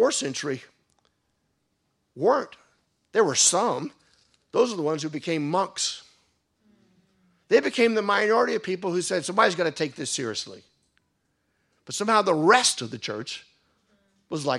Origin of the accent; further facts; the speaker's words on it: United States; moved away; where I grew up in the United States, they'd always be dancing at the end of every wedding